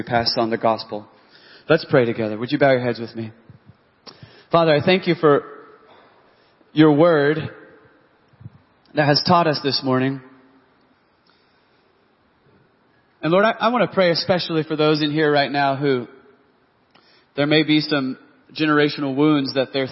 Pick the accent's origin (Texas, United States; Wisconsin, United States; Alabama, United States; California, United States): Texas, United States; now in Oklahoma City, United States; I was from Texas